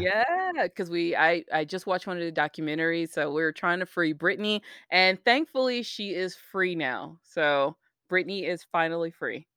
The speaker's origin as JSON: {"language": "English", "country": "United States", "said": "as an American"}